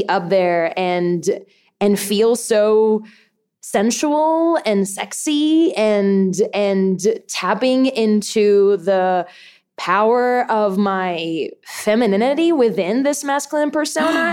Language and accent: English; Puerto Rico; I am born and raised in Puerto Rico